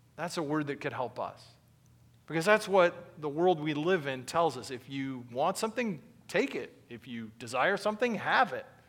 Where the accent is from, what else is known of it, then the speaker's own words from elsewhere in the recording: United States; being an American